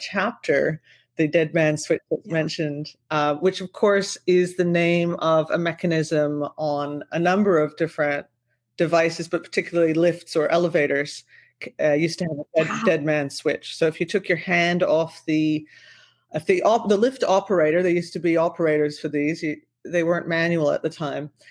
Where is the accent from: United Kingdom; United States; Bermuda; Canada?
Canada; also born or lived in Vancouver / Australia; I'm back in beautiful Canada in my hometown and we have a house here